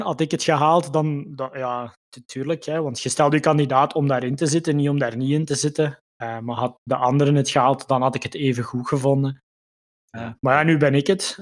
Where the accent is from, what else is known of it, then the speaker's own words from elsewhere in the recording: Limburg, Flanders, Belgium; moved away as an adult; now in Mechelen, Belgium; Ik, eh, woon ondertussen tien jaar in Mechelen. Ik ben afkomstig uit Limburg